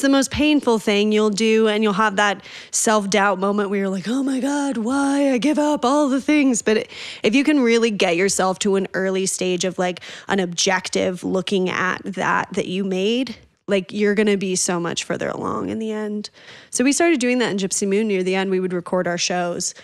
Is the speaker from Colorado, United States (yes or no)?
yes; Northern Colorado, United States; also born or lived in Boulder, Colorado / Oregon / Spain; I grew up in Northern Colorado